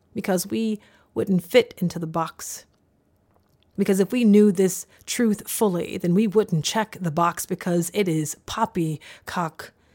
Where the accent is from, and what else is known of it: the South, United States; born or raised there